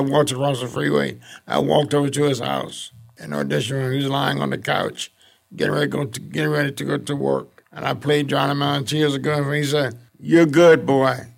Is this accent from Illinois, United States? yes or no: no; Detroit, Michigan, United States; also born or lived in Mississippi / St. Louis; came on a train from Mississippi to Detroit. I stopped in Saint Louis for a couple of years. Then I came in from Saint Louis to Detroit.